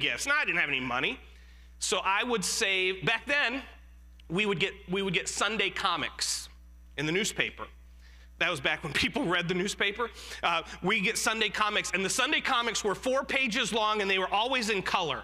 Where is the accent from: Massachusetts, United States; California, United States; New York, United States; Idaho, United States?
New York, United States; Jamestown; I was born in Western New York, a little town called Jamestown, New York, and I lived with my great-grandmother growing up